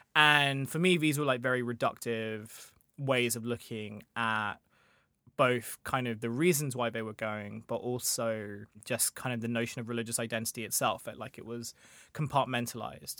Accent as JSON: {"language": "English", "area": "Kent", "region": "South East England", "country": "United Kingdom", "tie": "born or raised there", "said": "So, I grew up in Kent where I went to a grammar school"}